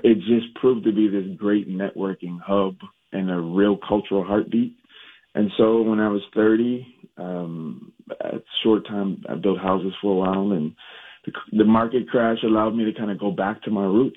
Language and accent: English; Minnesota, United States; also born or lived in Jackson, Mississippi; Moved to Minnesota when I was seven, uh, and went to North High